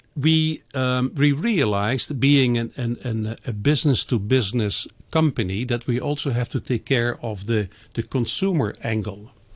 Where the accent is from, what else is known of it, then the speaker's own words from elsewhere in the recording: Netherlands; moved away; my home country, in the Netherlands